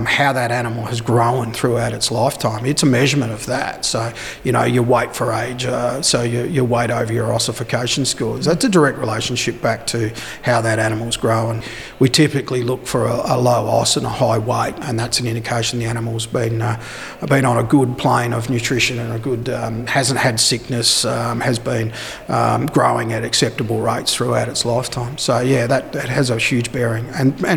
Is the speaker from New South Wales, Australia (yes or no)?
no; Victoria, Australia; moved away; also born or lived in Naracoorte, South Australia; living and growing up in Victoria